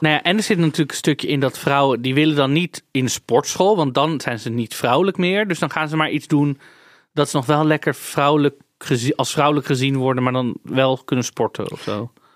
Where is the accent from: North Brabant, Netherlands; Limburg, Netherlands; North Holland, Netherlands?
North Holland, Netherlands; Amsterdam; Ik ben daar geboren getogen. Ik heb daar niet gekozen om te wonen, hè? Is gewoon waar ik vandaan kom.